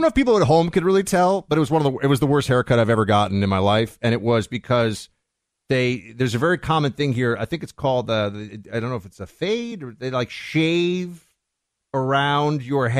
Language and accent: English; New York City, New York, United States; moved away as an adult; now in Miami, United States; back in my hometown of New York City.